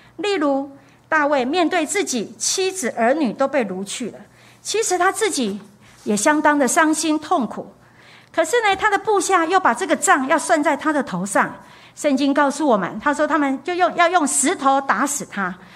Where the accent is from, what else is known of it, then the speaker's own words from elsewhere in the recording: Taiwan; 我们台湾人就有一个现象，重男轻女